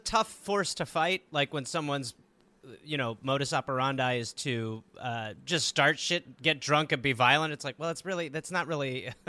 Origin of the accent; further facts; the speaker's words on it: Boston, Massachusetts, United States; Because we're from Boston.